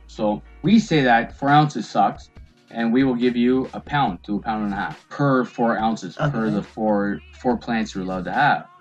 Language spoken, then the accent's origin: English; Windsor, Ontario, Canada; I'm from uh, just around the corner, Windsor, Ontario